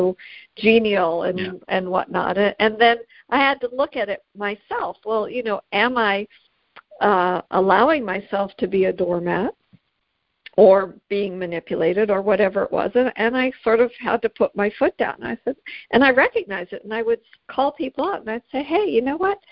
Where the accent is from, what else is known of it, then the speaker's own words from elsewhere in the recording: Canada; I'm Canadian